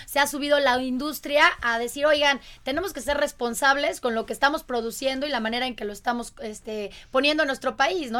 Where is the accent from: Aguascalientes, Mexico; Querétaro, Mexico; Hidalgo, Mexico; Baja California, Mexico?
Querétaro, Mexico; yo soy queretana